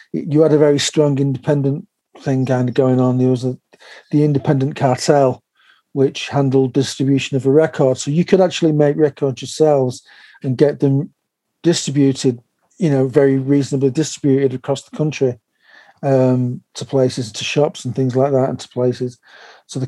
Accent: Manchester, North West England, United Kingdom; I grew up in North Manchester.

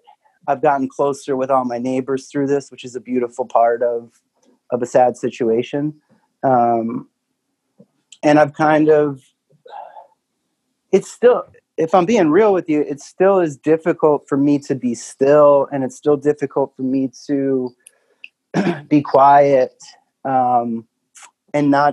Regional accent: East Coast, United States; now in Nashville, United States; I'm from the East Coast where that's like, people are really nice

